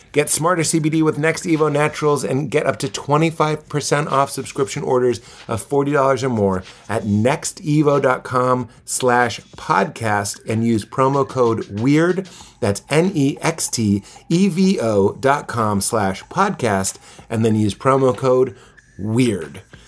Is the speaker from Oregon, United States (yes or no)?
no; Melrose, Massachusetts, United States; When I was growing up in Melrose, Massachusetts